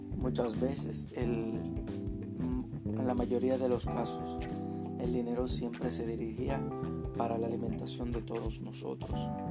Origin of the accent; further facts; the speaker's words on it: Dominican Republic; Soy de República Dominicana